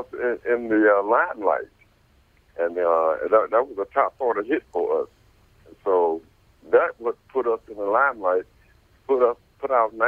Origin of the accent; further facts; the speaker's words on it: Ferndale, Michigan, United States; I grew up in Ferndale, Michigan